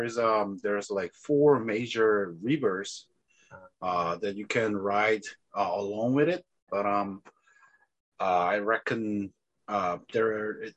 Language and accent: English; Daegu, South Korea; now in Seoul, South Korea; my hometown. Daegu.